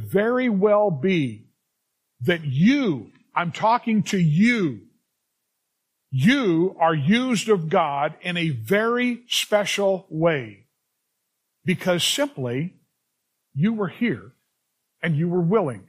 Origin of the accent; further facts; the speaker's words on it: Los Angeles, California, United States; also born or lived in Culver City, California / Venice, California; Grew up in the San Fernando Valley